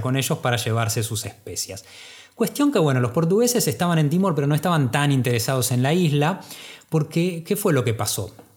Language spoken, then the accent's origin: Spanish; Argentina; nosotros como argentinos